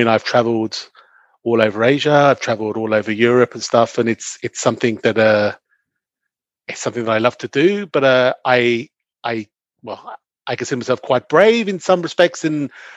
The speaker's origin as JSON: {"language": "English", "region": "London", "country": "United Kingdom", "tie": "born or raised there", "also_born_or_lived": "Belgium / Australia", "moved": "as an adult", "lives_now": "Switzerland", "said": "I grew up in and around London"}